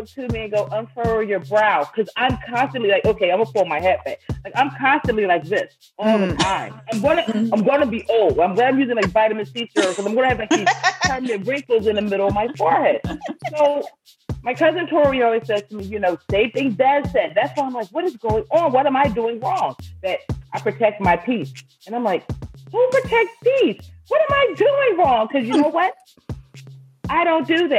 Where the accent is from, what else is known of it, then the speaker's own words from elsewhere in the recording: Philadelphia, Pennsylvania, United States; moved away; I was from Philadelphia